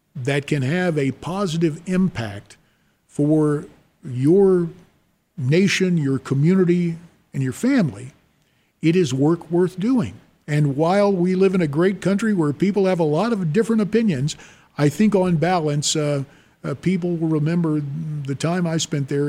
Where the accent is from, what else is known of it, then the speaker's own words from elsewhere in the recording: High Point, North Carolina, United States; moved away as an adult; also born or lived in Cincinnati, Ohio / Raleigh, North Carolina; now in Phoenix, United States; growing up in High Point, North Carolina